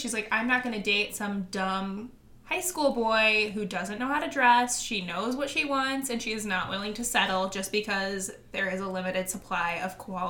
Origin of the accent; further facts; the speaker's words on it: Kansas City, Missouri, United States; I am from Kansas City.